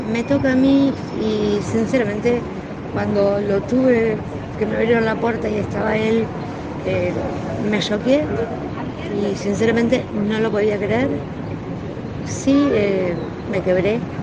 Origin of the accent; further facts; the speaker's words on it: Rojas, Buenos Aires Province, Argentina; viviendo en el campo, en Rojas, eh, que es mi ciudad natal